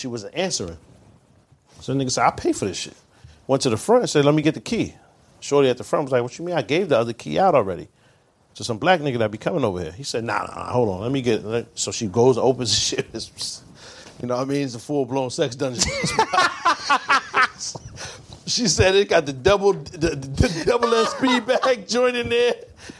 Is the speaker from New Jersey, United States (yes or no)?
no; Brooklyn, New York, United States; I'm actually from Brooklyn